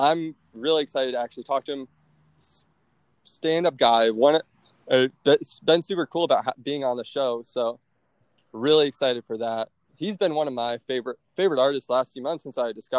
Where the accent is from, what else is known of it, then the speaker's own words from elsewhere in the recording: Naples, Florida, United States; also born or lived in Orlando; I'm from Southwest Florida. I go to school in Orlando, but where I'm from, Southwest Florida, so like Naples